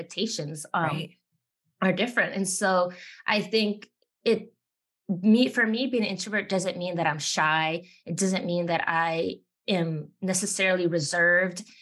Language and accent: English; Miami, Florida, United States; now in South Carolina, United States; I grew up in Miami, which is full of Latinos from every Latin American country